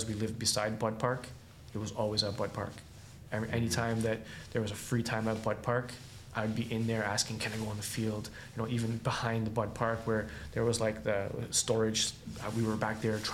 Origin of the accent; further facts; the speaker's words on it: Kitchener, Ontario, Canada; I'm from Kitchener